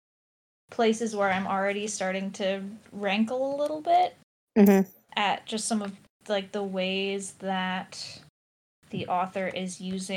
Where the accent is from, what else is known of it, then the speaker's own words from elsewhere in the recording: United States; I'm an American